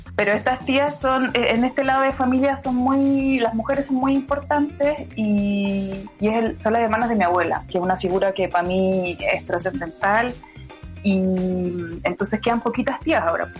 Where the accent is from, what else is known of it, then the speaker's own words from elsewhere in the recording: Purén, Araucanía, Chile; moved away; es un pueblo que se llama Purén, que está en la Araucanía y es pueblo